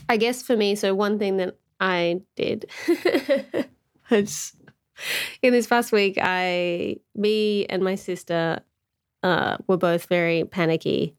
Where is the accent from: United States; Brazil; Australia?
Australia; as an Australian